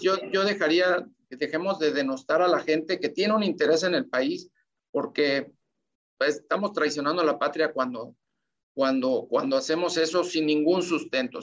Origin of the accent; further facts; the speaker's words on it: Mexico; todos somos mexicanos